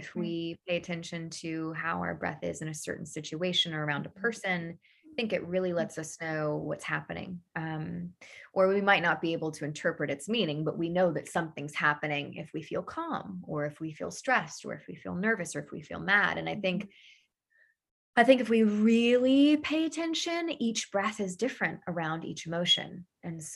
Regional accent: Daytona Beach, Florida, United States; I was born in Daytona Beach on the, house on the river, house on the ocean, always by the water

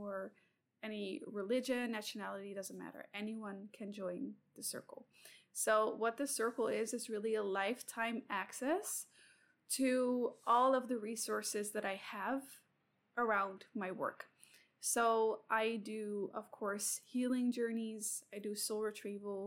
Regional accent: Sydney, New South Wales, Australia; I'm also from Sydney

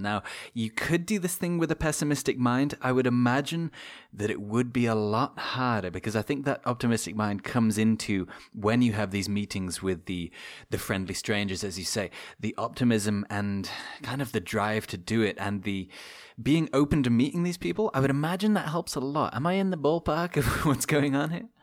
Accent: Shrewsbury, West Midlands, United Kingdom; born or raised there

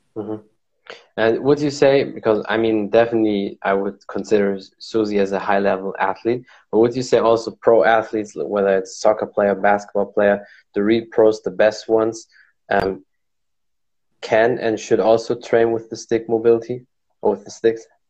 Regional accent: Germany; I'm from Germany.

